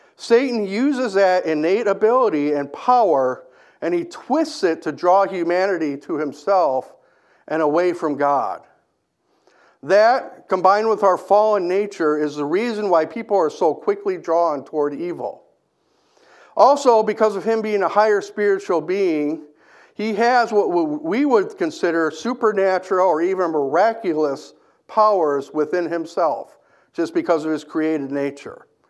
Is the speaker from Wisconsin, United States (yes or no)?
yes; Kenosha, Wisconsin, United States; I grew up in Kenosha